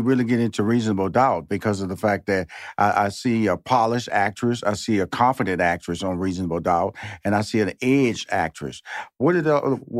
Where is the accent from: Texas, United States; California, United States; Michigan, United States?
Texas, United States; Houston; now in Los Angeles, United States; I'm originally from Houston, Texas. So I moved to New York, pursuing my stand-up comedy career. Then I moved to L.A., pursuing my career.